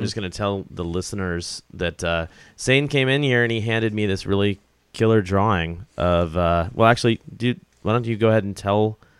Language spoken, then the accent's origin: English; Columbia, South Carolina, United States; I grew up in Columbia, South Carolina.